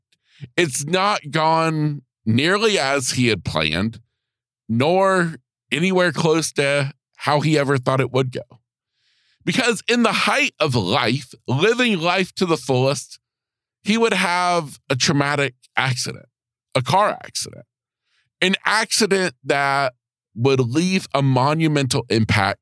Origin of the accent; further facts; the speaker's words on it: United States; right here in my hometown